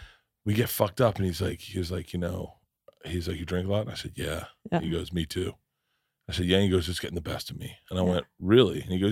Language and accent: English; Wisconsin, United States; Yeah, I'm a Wisconsin.